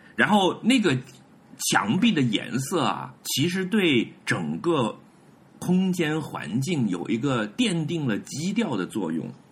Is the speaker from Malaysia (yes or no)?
no; Hebei, China; 我作为一个河北人，我来自美学洼地